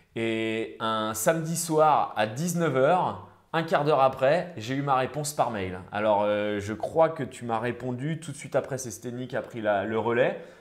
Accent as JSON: {"language": "French", "town": "Rennes", "region": "Brittany", "country": "France", "said": "je suis originaire de Rennes"}